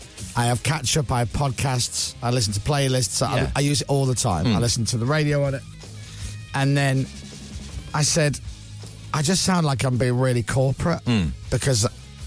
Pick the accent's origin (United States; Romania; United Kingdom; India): United Kingdom; Leeds, Yorkshire and the Humber; I'm from Leeds.